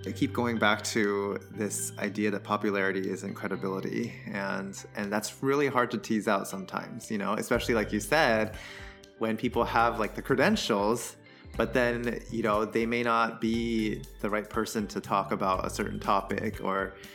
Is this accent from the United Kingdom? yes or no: no; Taiwan; moved away as an adult; also born or lived in Southern California, United States / New York, United States / Boston, United States; now in Philadelphia, United States; I moved to Taiwan when I was 10. Uh, and then I was there for middle school and high school